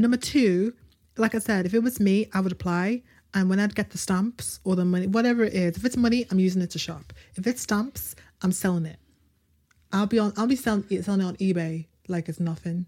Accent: United Kingdom; we're British

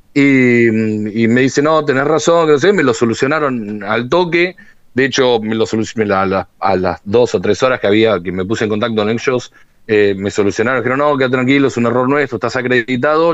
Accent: Argentina

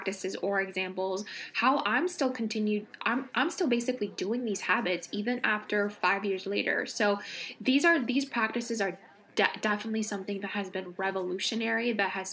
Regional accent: California, United States; now in East Coast, United States; I grew up in California where we don't have seasons

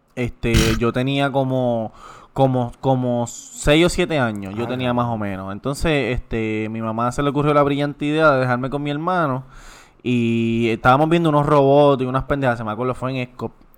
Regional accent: Puerto Rico; somos los boricuas

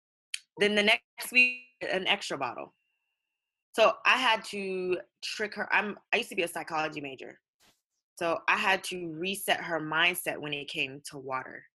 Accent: United States; I'm African American

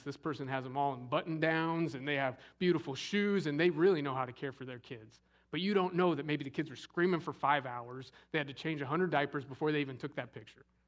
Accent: Scottsdale, Arizona, United States; growing up in Scottsdale, Arizona

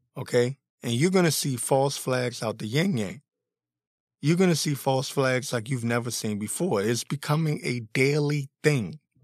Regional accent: Washington, District of Columbia, United States; I was born and raised in the Washington, D.C. area

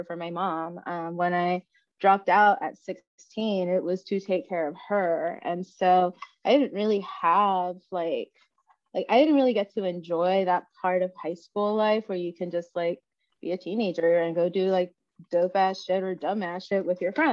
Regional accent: Los Angeles, California, United States; moved away as an adult; also born or lived in Oakland; now in Seattle, United States; I'm born and raised in South Central LA.

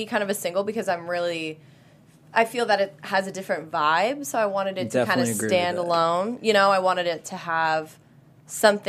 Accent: Whittier, California, United States; I'm born and raised in Whittier, California. So I've always lived

